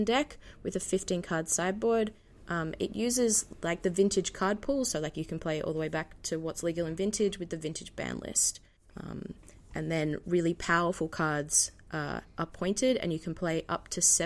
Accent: Sydney, New South Wales, Australia; I'm born and raised in Sydney, Australia

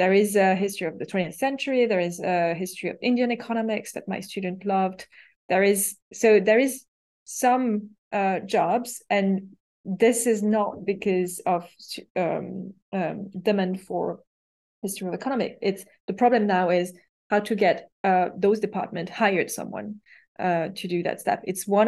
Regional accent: Paris, Île-de-France, France; English is a second language; because I was raised in academia in Paris, where the only hierarchical rule was like, you have a PhD, you don't have a PhD.

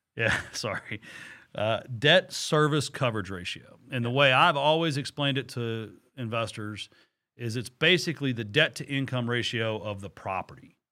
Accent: Texas, United States; I'm from Texas

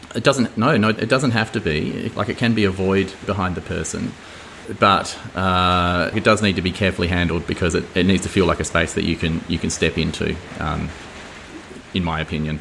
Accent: Adelaide Hills, South Australia, Australia; where I grew up in Adelaide Hills

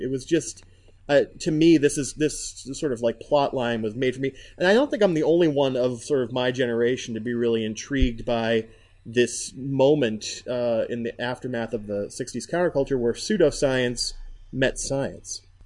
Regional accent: United States; I'm an American

